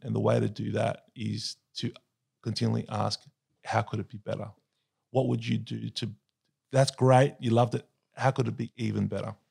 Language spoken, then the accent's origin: English; Sydney, New South Wales, Australia; I was born and raised in Sydney